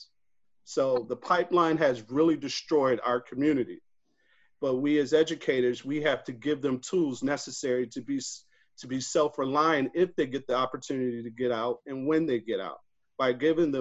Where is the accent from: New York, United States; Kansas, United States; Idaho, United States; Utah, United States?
New York, United States; Rochester; growing up in Rochester, New York, I'm a Kodak and Xerox baby.